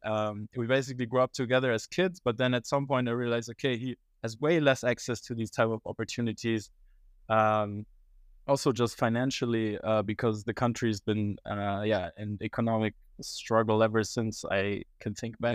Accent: Germany; moved away as an adult; also born or lived in Iran; now in Netherlands; I was actually born and raised in Germany

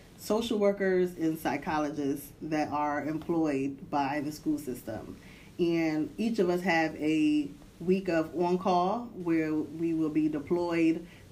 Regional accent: Hartford, Connecticut, United States; moved away as an adult; also born or lived in DMV area; I'm originally from Hartford, Connecticut

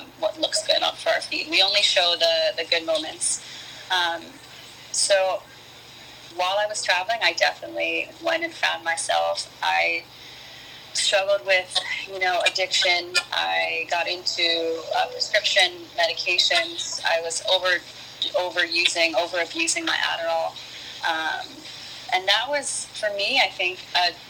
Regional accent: East Coast, United States; moved away as an adult; I grew up on the East Coast

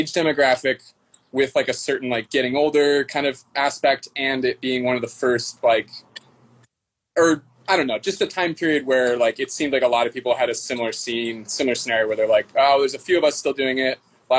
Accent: Seattle, Washington, United States; I went away to college for like a few years in like Eastern Washington, a place called Walla Walla. it's like 5 hours from here.

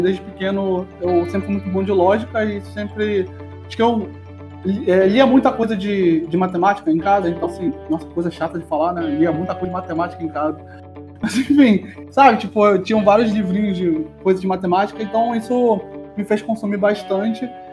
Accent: Rio de Janeiro, Brazil; accent: carioca; moved away as an adult; also born or lived in São Paulo; Sou carioca

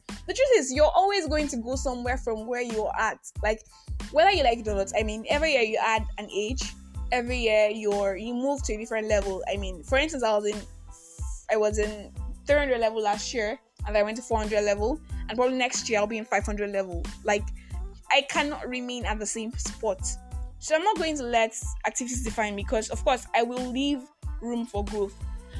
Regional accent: Nigeria; I am that Nigerian. I am that Nigerian Christian alcoholic.

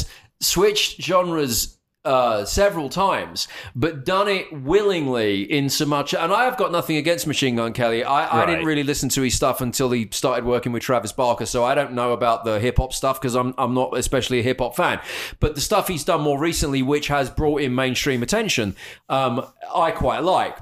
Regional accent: United Kingdom; moved away as an adult; now in Dallas, United States; I'm British

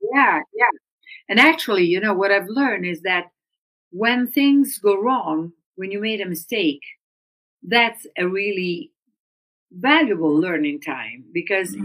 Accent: Udine, Friuli-Venezia Giulia, Italy; I'm from northern Italy, and so I grew up in Udine, which is a small uh, town next to the Austrian border

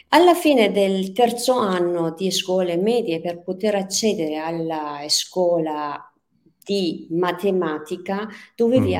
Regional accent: Tehran, Tehran Province, Iran; Italian is a second language; moved away as an adult; now in Verona, Italy; Io sono persiana iraniana, sono nata e cresciuta a Teheran

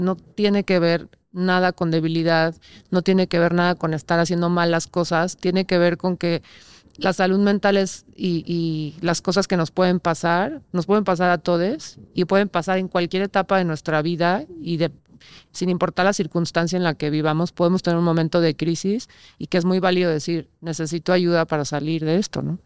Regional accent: Mexico; como sociedad mexicana o latina se nos ha enseñado eso

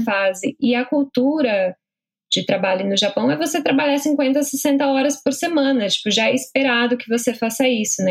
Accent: São Paulo, Brazil; moved away as an adult; also born or lived in Rondônia; now in Dublin, Ireland; eu nasci em Rondônia, porque minha mãe estava grávida de mim e meu pai estava lá também, então não dava para ela viajar. E aí eu nasci, acabei, acabei nascendo lá, e aí depois eu mudei para São Paulo, né? Mas é, e aí eu morei em São Paulo a minha vida toda

